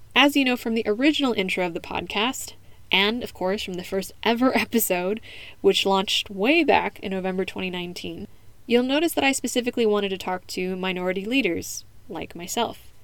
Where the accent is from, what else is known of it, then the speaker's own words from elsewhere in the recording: United States; first language English; now in Spain; the assumption that I wasn't born in the US from fellow Americans while I was growing up